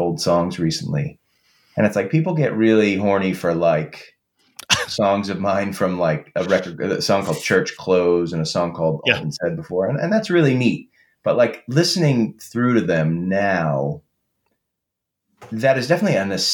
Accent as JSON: {"language": "English", "town": "Boston", "region": "Massachusetts", "country": "United States", "said": "I'm from Boston"}